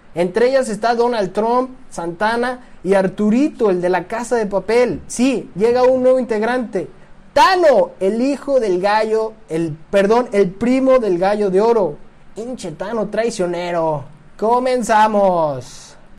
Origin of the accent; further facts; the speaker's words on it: Jalisco, Mexico; soy del Merito Jalisco